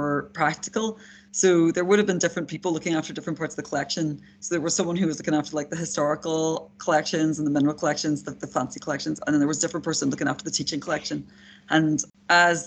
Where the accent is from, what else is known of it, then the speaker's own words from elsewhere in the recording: Derry, Northern Ireland, United Kingdom; moved away; I am a Northern Irish person. I grew up just outside Derry or Londonderry